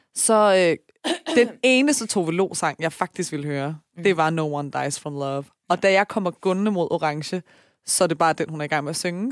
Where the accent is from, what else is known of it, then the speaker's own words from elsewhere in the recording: Taastrup, Capital Region of Denmark, Denmark; jeg er fra Tostrup